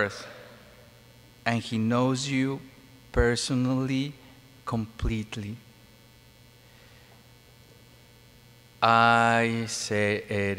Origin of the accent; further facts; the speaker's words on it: Mexico; moved away; No, I'm not from Philippines. I'm from Mexico